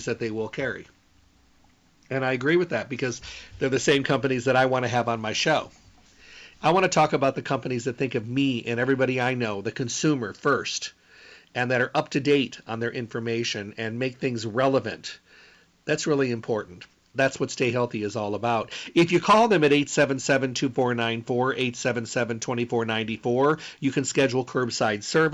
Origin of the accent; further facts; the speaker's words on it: Midwest, United States; moved away; also born or lived in West Coast / the desert; I grew up in the Midwest